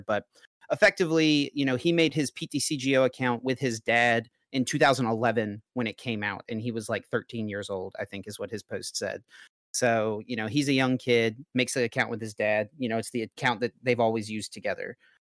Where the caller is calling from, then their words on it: North Carolina, United States; I'm calling from North Carolina